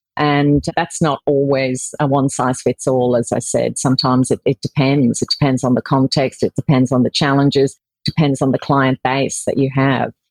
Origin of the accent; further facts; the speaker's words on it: Ireland; moved away as an adult; now in Australia; I was born in Ireland, um, as you can probably tell by my accent, um, but I moved to Australia in 1994 actually, and I've spent most of my life living here in Australia.